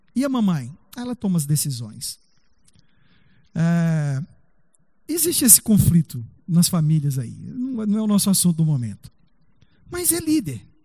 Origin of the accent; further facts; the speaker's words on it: Brazil; Nós somos brasileiros